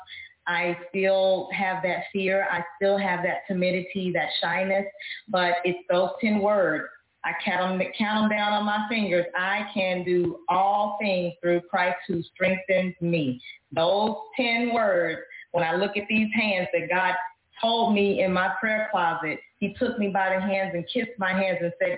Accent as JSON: {"language": "English", "town": "Dallas", "region": "Texas", "country": "United States", "tie": "born or raised there", "said": "I am from Dallas, Texas, born and raised"}